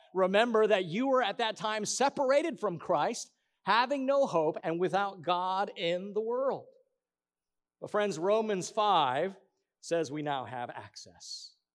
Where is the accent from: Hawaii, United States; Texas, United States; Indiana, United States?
Hawaii, United States; Hawaiian Islands, United States; in the Hawaiian Islands